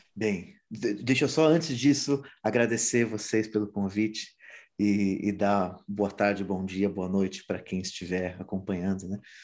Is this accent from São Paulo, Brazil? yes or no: yes; São Simão, São Paulo, Brazil; moved away; also born or lived in São Bernardo do Campo / Madrid; Até os quatro anos eu morei no ABC, em São Bernardo do Campo. E aí, ainda com 3, 4 anos, fui para São Simão, interior de São Paulo, perto de Ribeirão Preto. E cresci lá